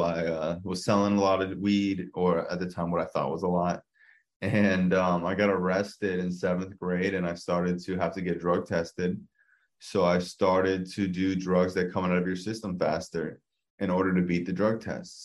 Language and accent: English; South Florida, United States; born and raised in South Florida